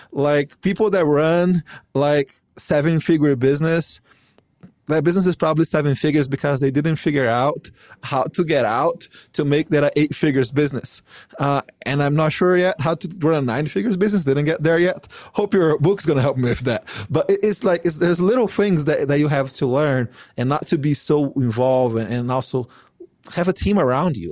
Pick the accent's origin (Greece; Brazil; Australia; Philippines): Brazil; now in United States; here in the United States, I'm not from here. I'm from Brazil